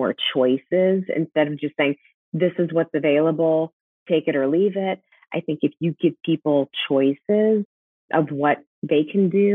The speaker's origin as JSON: {"language": "English", "town": "Chicago", "region": "Illinois", "country": "United States", "moved": "yes", "lives_now": "Las Vegas, United States", "said": "I'm from Chicago"}